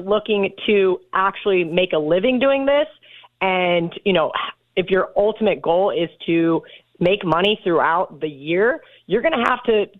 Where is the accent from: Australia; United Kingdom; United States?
United States; Kansas; moved away; also born or lived in Las Vegas; I grew up in Kansas. We don't have many accents